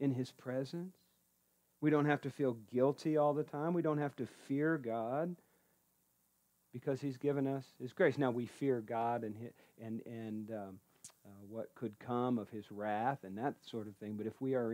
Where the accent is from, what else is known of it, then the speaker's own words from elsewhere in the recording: Columbus, Indiana, United States; I'm from Columbus, Indiana, right? Proud